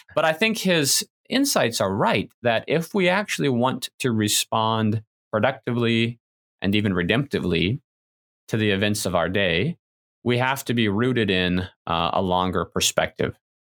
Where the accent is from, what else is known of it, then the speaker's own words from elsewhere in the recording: United States; as good American individualists